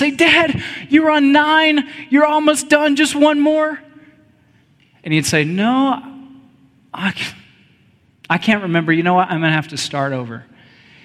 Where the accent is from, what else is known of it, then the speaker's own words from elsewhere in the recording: Texas, United States; I grew up in Texas